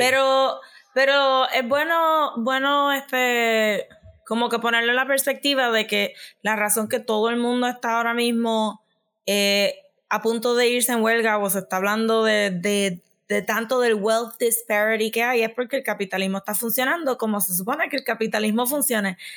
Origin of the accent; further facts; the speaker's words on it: Puerto Rico; nosotros como puertorriqueños